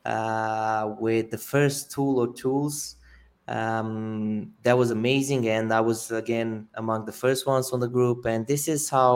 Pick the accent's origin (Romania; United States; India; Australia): Romania; I'm originally from Romania